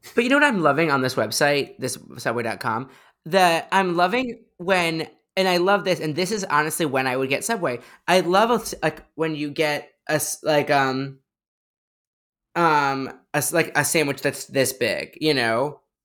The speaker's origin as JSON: {"language": "English", "town": "Chicago", "region": "Illinois", "country": "United States", "moved": "yes", "lives_now": "New York, United States", "said": "I'm from Chicago originally"}